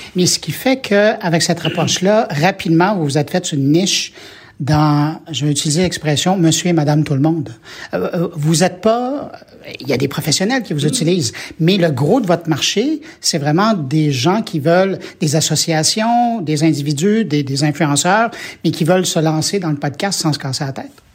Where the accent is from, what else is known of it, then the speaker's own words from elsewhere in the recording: Quebec, Canada; chez nous au Québec